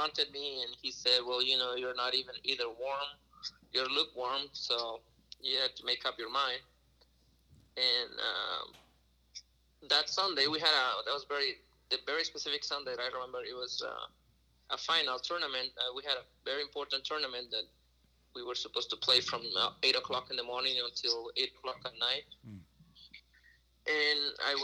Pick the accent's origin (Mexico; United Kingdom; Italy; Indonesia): Mexico; Reynosa, Tamaulipas; also born or lived in Saltillo, Mexico; now in St. Louis, United States; I was born in Saltillo, but grew up in Reynosa, Mexico.